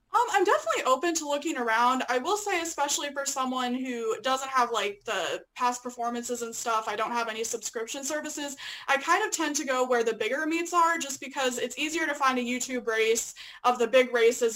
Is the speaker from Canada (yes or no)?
no; Illinois, United States; moved away as an adult; also born or lived in Lexington, Kentucky; I'm originally from Illinois.